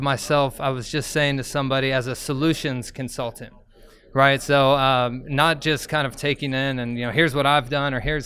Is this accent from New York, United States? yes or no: no; Cincinnati, Ohio, United States; I am from Cincinnati. I've been here, born and raised in Cincinnati